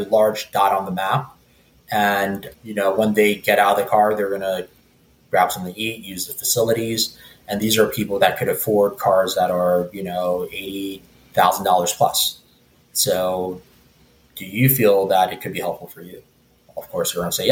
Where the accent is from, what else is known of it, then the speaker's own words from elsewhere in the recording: New York City, New York, United States; where I grew up in Starrett City